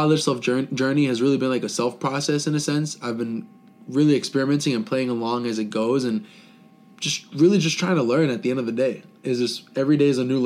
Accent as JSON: {"language": "English", "region": "South Florida", "country": "United States", "tie": "born or raised there", "moved": "as an adult", "said": "I was born and raised in South Florida, the whole Fort Lauderdale, Miami area for 19 years of my life"}